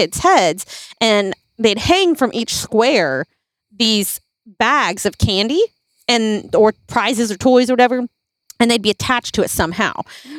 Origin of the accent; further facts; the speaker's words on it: Philippines; moved away; when we grew up in the Philippines when I was younger